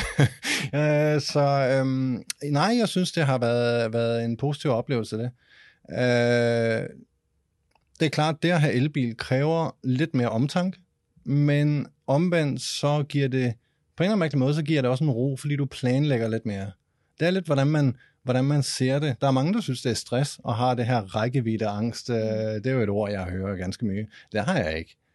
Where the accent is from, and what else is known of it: Denmark